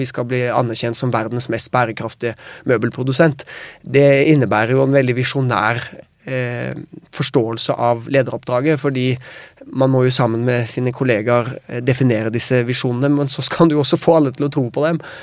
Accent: Norway; vi kommer fra Norge

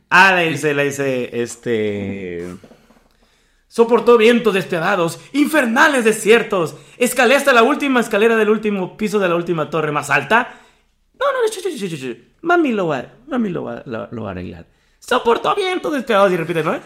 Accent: Mexico; Como mexicano

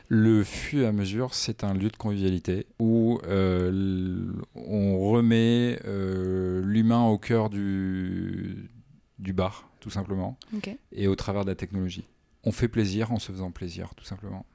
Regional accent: Armentières, Hauts-de-France, France; also born or lived in Poland / Lille; je viens du Nord déjà

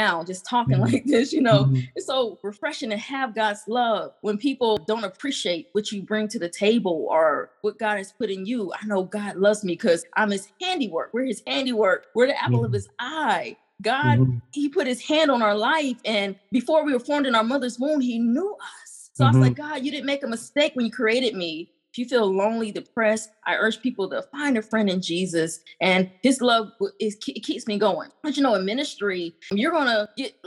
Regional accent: North Carolina, United States; moved away; also born or lived in Colorado Springs; I'm from North Carolina, but I was in Colorado Springs

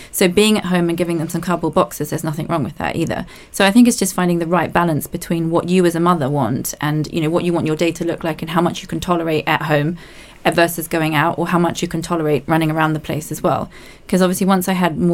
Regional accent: New Zealand; moved away as an adult; now in London, United Kingdom; I'm also from New Zealand

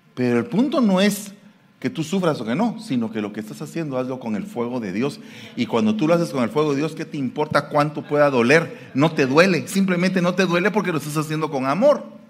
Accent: Guatemala City, Guatemala Department, Guatemala; now in San Francisco, United States; yo soy guatemalteco de la capital

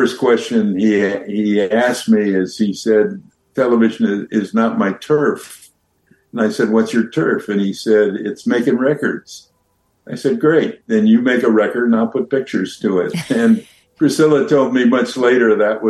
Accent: California, United States; being a Californian

